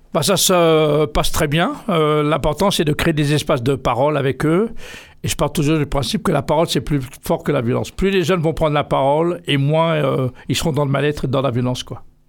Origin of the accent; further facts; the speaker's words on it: Triel-sur-Seine, Île-de-France, France; je suis né en France, euh, tout près d'ici, à Triel-sur-Seine.